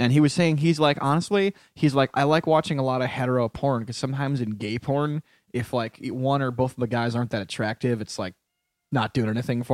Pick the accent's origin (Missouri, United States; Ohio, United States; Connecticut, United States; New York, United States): Connecticut, United States; my home state of Connecticut